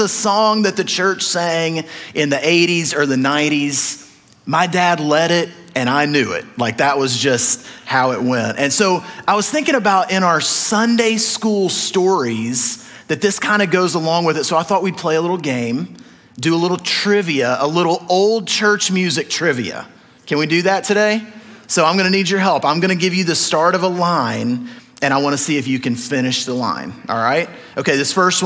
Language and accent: English; the South, United States; I grew up in the South where there's like 100 times more Baptists than Nazarenes